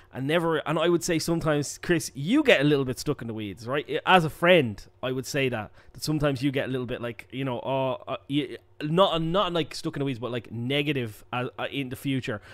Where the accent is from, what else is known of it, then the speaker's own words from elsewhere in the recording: Ireland; as an Irish person